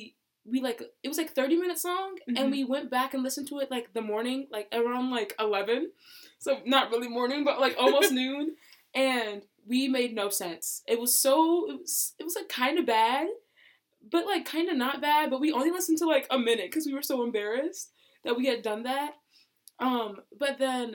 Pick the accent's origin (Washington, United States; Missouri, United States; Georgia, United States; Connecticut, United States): Georgia, United States; Oconee County; also born or lived in Athens, Georgia; I was born in Athens and raised in Oconee County, Georgia.